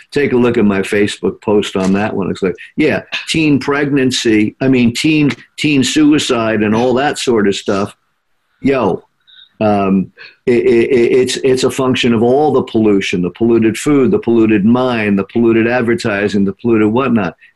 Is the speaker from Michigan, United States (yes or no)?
yes; Flint, Michigan, United States; And, and, and, you know, you're from Flint. We're all from Flint.